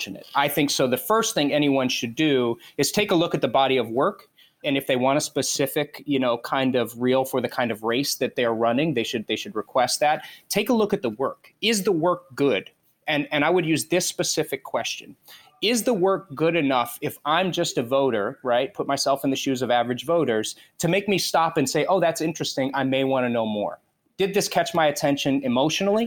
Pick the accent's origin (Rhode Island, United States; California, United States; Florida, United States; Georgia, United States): Florida, United States; South; moved away as an adult; also born or lived in Los Angeles; most of your life growing up in South Florida, everybody is an immigrant. I mean, my entire neighborhood was immigrants